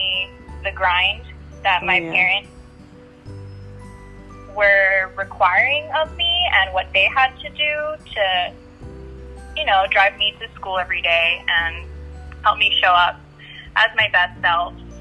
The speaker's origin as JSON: {"language": "English", "area": "North Shore, Oahu", "region": "Hawaii", "country": "United States", "tie": "born or raised there", "said": "I went to high school in Manoa, at Punahou. I grew up on the North Shore"}